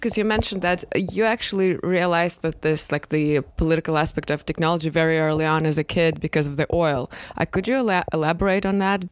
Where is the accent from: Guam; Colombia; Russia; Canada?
Russia; Moscow; moved away; growing up in Moscow, which is like megapolis, there you can definitely live without a car